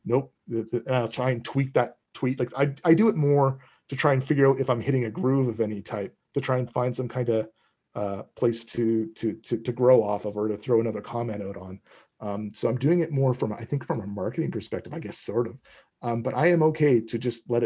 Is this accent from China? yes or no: no; East Coast of Canada, Atlantic Canada, Canada; moved away; I'm originally from the East Coast of Canada.